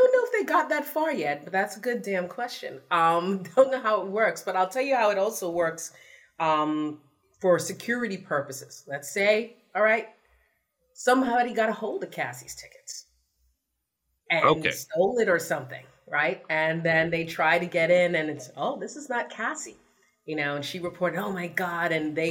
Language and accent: English; New York City, New York, United States; I'm from the Bronx.